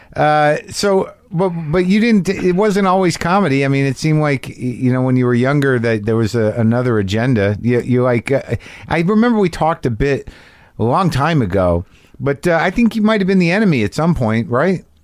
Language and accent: English; New Mexico, United States; I grew up in New Mexico